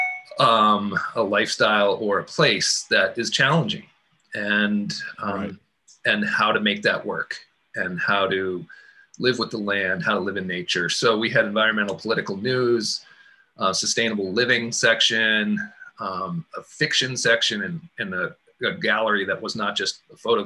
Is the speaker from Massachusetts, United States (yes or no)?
yes; Massachusetts, United States; moved away as an adult; also born or lived in Telluride, Colorado / Boulder, Colorado; moving back to New England. I'm from Massachusetts